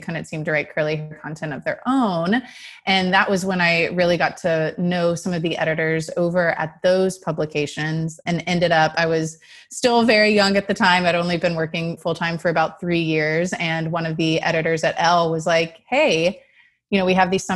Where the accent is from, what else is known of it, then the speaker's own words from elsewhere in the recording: Texas, United States; I'm from Texas and I really loved Austin, wanted to be closer to my family.